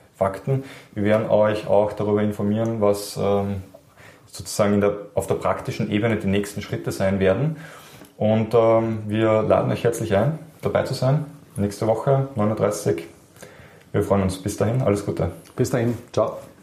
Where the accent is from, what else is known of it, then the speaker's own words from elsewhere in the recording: Austria; wir als Österreicher